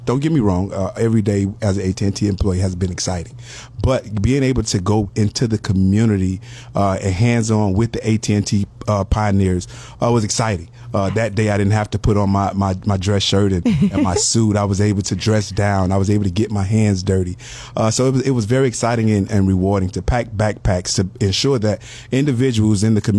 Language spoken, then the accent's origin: English; Miami, Florida, United States; I'm actually a Miami native. I grew up in the Liberty City area of Miami